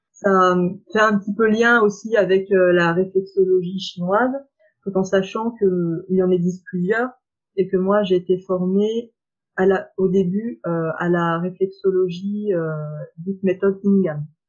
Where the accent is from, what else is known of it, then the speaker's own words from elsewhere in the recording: Saône-et-Loire, Bourgogne-Franche-Comté, France; moved away as an adult; now in Lyon, France; je viens de Saône-et-Loire et je suis venue à Lyon donc euh, pour faire mes études